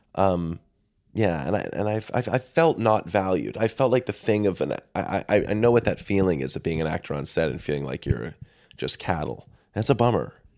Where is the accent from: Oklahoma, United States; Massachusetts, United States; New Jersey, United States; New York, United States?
Massachusetts, United States; north of Boston; I say north of Boston